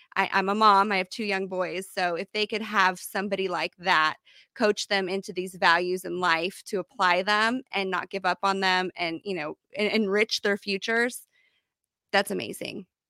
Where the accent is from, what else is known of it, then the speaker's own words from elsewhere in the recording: Kansas, United States; I'm from Kansas